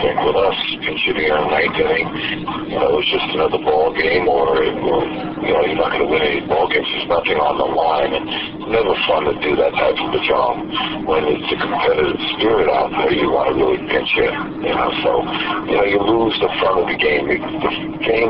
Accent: New York City, New York, United States; growing up in the Bronx

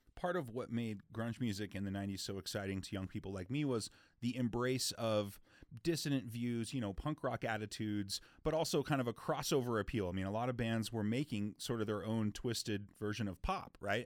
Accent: Seattle, Washington, United States; now in Salt Lake City, United States; growing up in Seattle

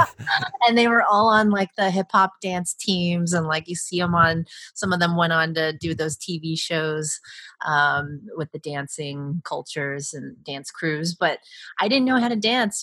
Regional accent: Hacienda Heights, California, United States; I grew up specifically in Hacienda Heights and the San Gabriel Valley, which is a very Chinese populated community or suburb of Los Angeles

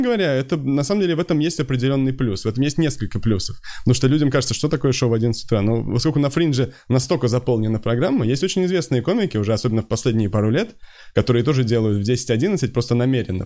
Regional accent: Moscow, Russia; Да, я москвич.

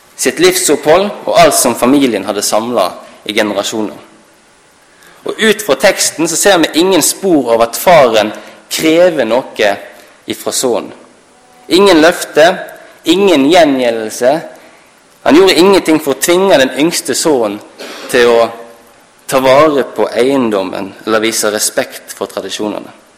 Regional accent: Halsnøy, Vestland, Norway; Jeg kommer fra Halsnøy i Sunnhordland

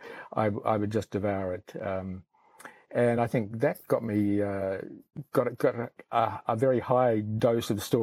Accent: Palmerston North, Manawatū-Whanganui, New Zealand; also born or lived in Belfast, United Kingdom / Foxton Beach, New Zealand; now in Auckland, New Zealand; we moved into Palmerston North, where I stayed through my high school years

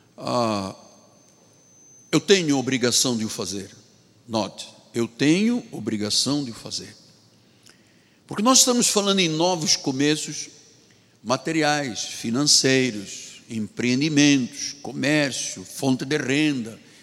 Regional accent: Angola; now in Rio de Janeiro, Brazil; Na minha terra, em Angola

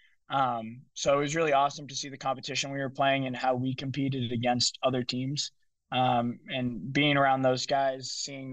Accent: Lowell, Massachusetts, United States; He played in Lowell, where my hometown is.

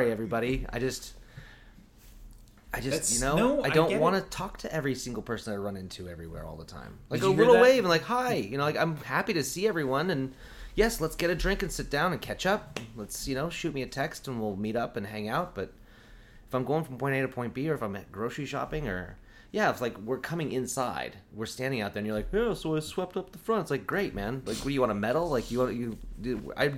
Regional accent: Eugene, Oregon, United States; moved away; I grew up in Eugene

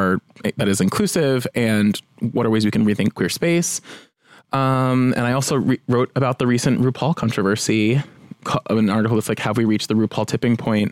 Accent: New Jersey, United States; now in Los Angeles, United States; I'm from Jersey.

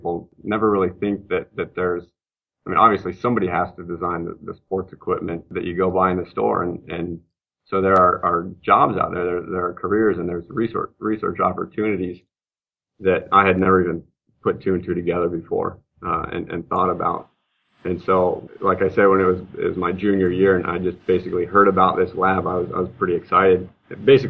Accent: Montana, United States; also born or lived in Massachusetts; I'm from Montana. I'm actually from here originally. Grew up here

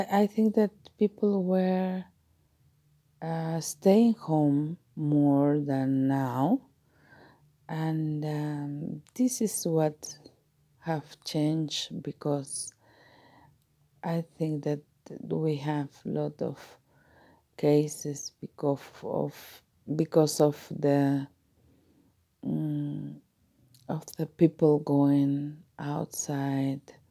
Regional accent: Mexico; I am from Mexico

